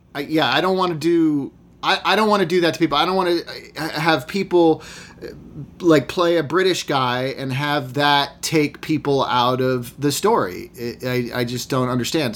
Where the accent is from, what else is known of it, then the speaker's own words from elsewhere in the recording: Massachusetts, United States; I grew up in Massachusetts in a small, wealthy, almost entirely white town